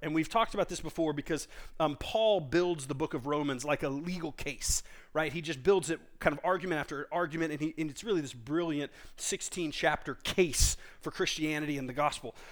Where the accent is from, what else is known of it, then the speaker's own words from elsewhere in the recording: Texas, United States; I grew up in Texas